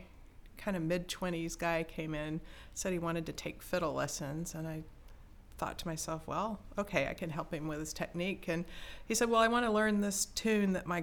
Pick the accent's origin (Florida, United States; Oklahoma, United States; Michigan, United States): Florida, United States; Lakeland; I grew up in Florida